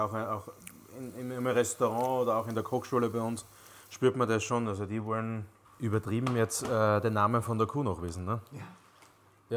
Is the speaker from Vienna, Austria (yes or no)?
no; Styrian wine country, Austria; bis zum Weinland, wo ich herkomme